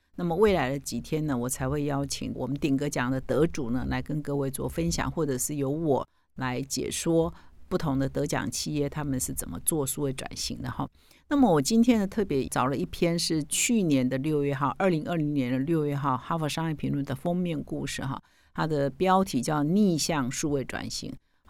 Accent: Taiwan; 我们台湾人可能不太熟悉

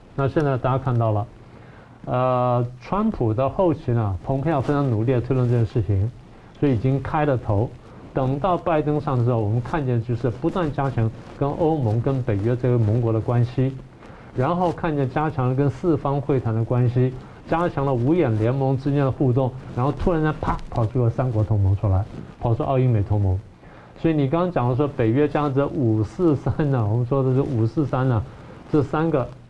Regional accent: Taiwan; 尤其我们台湾人，尤其蓝营的朋友们

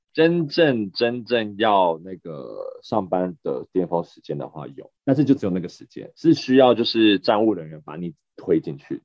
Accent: Taiwan; moved away; also born or lived in Japan; 身为台湾人长大，台湾人思维

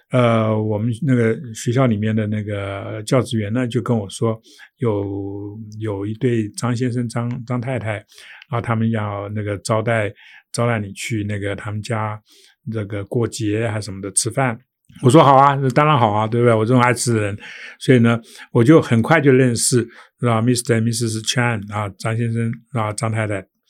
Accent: Taiwan; 我们作为一个台湾人

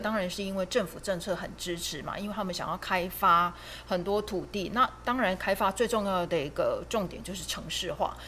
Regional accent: Taiwan; 我们台湾人，其实就是辛苦一辈子

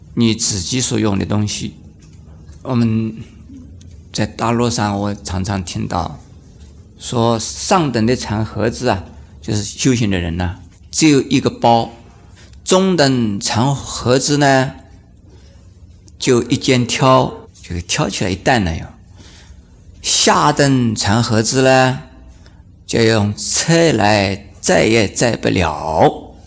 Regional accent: China; 我们中国人呢，喜欢要看庄严呢

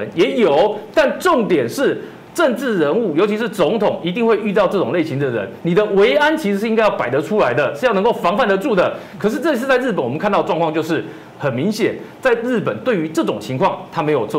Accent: Taiwan; 这件事情除了不是只有我们台湾人看到，连日本人都看到

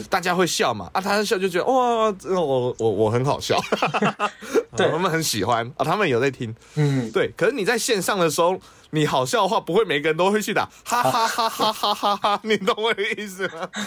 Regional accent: Taiwan

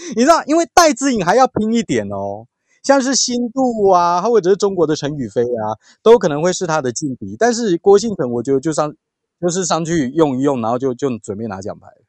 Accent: Taiwan; 我相信我们台湾人会乖啦

